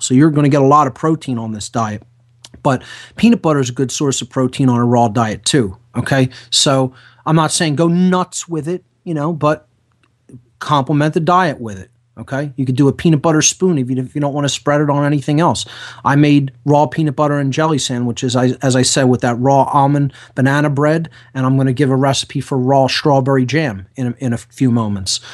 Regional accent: Philadelphia, Pennsylvania, United States; I'm an Italian from South Philadelphia

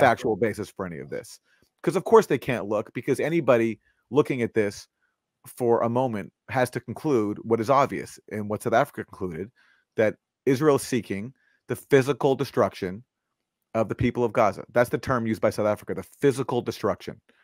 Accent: Canada; I'm from Canada

